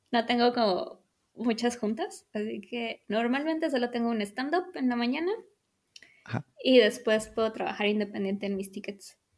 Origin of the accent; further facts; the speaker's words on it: Mexico; o sea, los dos somos mexicanos, se habla español en casa